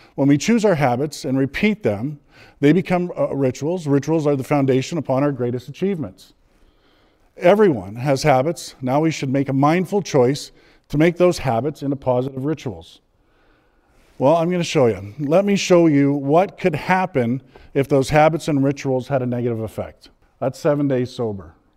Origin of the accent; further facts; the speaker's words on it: Edmonton, Alberta, Canada; I'm from Edmonton, born and raised.